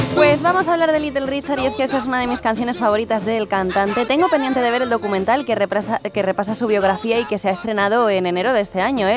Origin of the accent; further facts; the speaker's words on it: Catalonia, Spain; por mi tierra